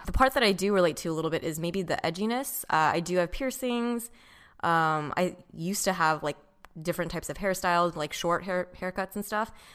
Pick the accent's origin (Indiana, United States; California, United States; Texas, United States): California, United States; Orange County; I grew up in Orange County